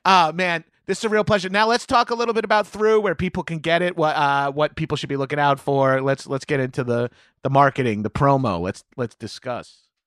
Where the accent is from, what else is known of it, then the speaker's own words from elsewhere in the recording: New York, United States; moved away as an adult; also born or lived in East Coast; now in Los Angeles, United States; I'm a New Yorker